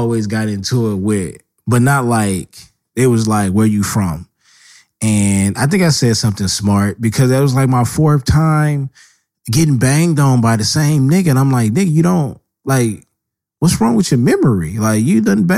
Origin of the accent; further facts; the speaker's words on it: Los Angeles, California, United States; I stayed on the East Side and built my history from there